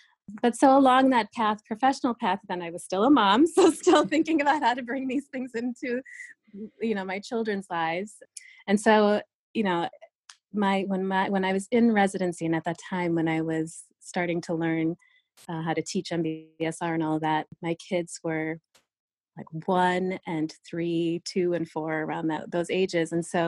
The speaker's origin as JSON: {"language": "English", "region": "New York", "country": "United States", "tie": "born or raised there", "said": "when I was growing up as an Indian kid in this small town in upstate New York"}